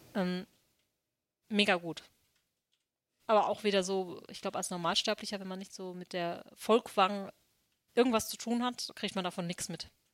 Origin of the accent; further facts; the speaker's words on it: Essen, North Rhine-Westphalia, Germany; Ich komme aus Burg Altendorf